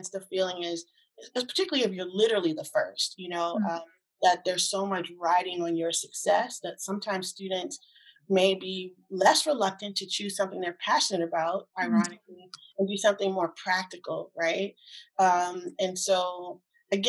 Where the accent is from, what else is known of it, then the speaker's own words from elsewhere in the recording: East Coast, United States; moved away as an adult; also born or lived in California; I'm from the East Coast originally.